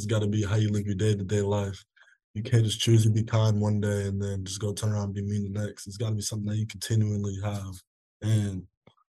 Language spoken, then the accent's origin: English; South Dakota, United States; now in Lincoln, United States; I'm 17, and I'm originally from South Dakota. I live in Nebraska now